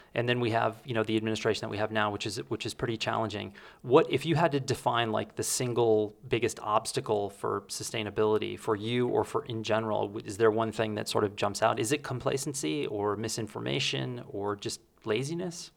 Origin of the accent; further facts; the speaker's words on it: Texas, United States; moved away; remember in high school, At one point, I can remember paying sixty-five cents a gallon for gas in Texas